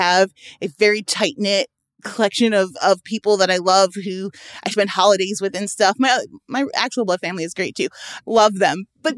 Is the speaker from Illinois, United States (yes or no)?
yes; Chicago, Illinois, United States